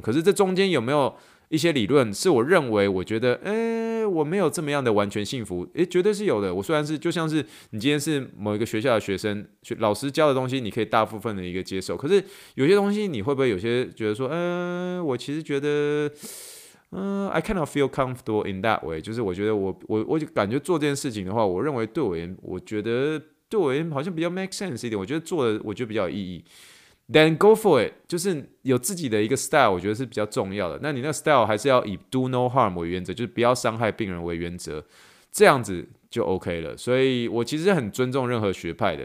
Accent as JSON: {"language": "Chinese", "country": "Taiwan", "also_born_or_lived": "Pittsburgh, United States / New York, United States", "moved": "yes", "lives_now": "Houston, United States", "said": "我是从台湾来的，然后，呃，我从匹兹堡念书，去纽约，呃，职业三年之后，然后三年前搬来到休斯顿"}